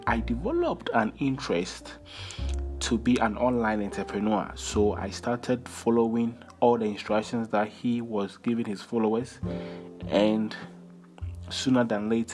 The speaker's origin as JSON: {"language": "English", "country": "Ghana", "said": "I come from Ghana, West Africa"}